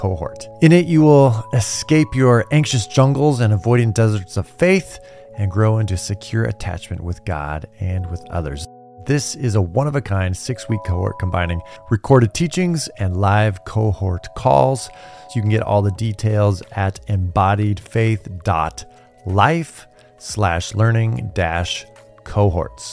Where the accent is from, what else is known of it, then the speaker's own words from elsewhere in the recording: California, United States; I was raised in California. I was raised in California in the 80s and 90s